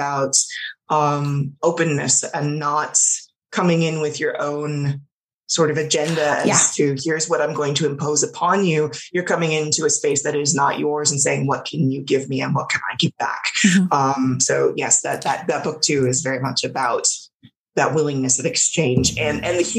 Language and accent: English; Los Angeles, California, United States; I grew up in Los Angeles, like born and raised there